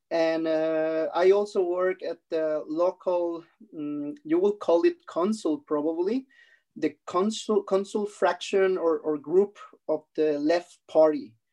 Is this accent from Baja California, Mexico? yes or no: yes; Mexicali, Baja California, Mexico; English is a second language; moved away as an adult; now in Germany; I come from a from a border city. It's called Mexicali, which is uh, around uh, one and a half hours away from Tijuana uh, in, at the border with San Diego. So I grew up there